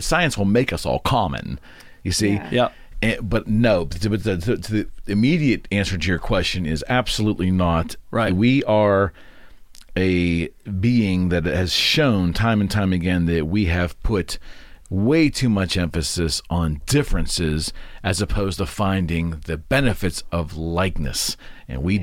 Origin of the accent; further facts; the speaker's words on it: United States; as an American